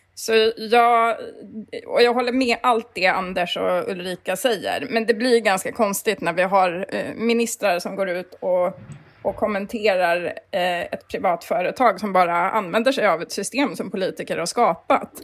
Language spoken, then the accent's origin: Swedish; Kiruna, Norrbotten County, Sweden; jag växte upp i Kiruna